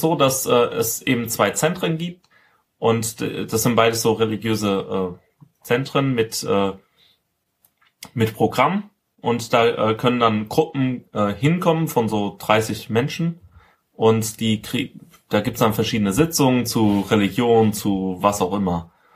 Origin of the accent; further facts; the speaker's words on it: Rhineland-Palatinate, Germany; ich komme aus der Pfalz